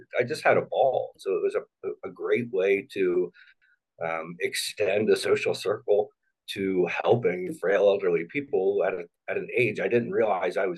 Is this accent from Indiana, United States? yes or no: yes; Indianapolis, Indiana, United States; also born or lived in Cincinnati, Ohio / Louisville, Kentucky / Lexington, Kentucky; So I was born in Cincinnati. We did a little bit of moving around to parts of Kentucky, Louisville and Lexington, before settling pretty early in my life, so still preteen, in Indianapolis, and have been there since